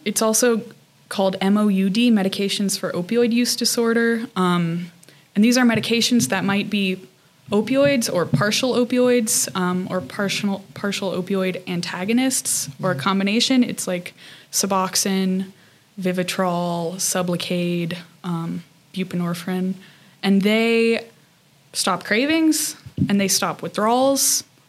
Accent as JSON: {"language": "English", "region": "New Mexico", "country": "United States", "lives_now": "Salt Lake City, United States", "said": "New Mexico."}